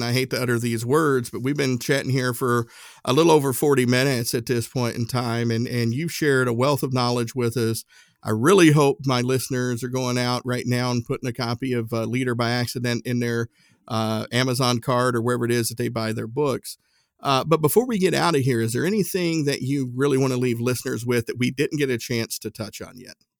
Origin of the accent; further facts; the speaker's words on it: Appalachian Mountains, Tennessee, United States; country boy from Tennessee. I grew up in the Appalachian Mountains